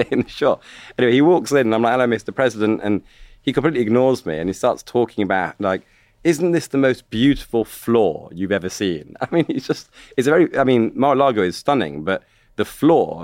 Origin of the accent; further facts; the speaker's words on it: United Kingdom; accent: British; I'm a British guy, foreign